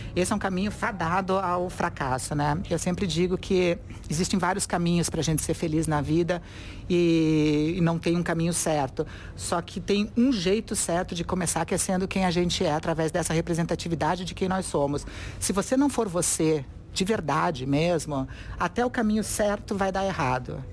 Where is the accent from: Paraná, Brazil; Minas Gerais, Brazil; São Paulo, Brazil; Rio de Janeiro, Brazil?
Paraná, Brazil; Curitiba; eu sou de Curitiba, classe média, branca